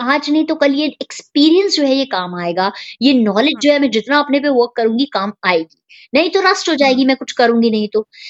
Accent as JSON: {"language": "Hindi", "town": "Lucknow", "region": "Uttar Pradesh", "country": "India", "tie": "born or raised there", "moved": "yes", "said": "मैं लखनऊ को बिलोंग करती हूँ जो कि उत्तर प्रदेश में है इंडिया में और वही मेरी स्कूलिंग हुई है"}